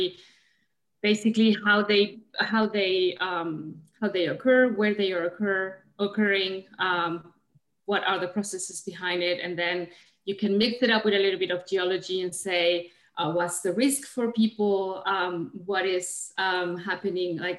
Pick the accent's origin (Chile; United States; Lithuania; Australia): Chile; moved away as an adult; also born or lived in Germany; now in Canada; I'm originally from Chile, in South America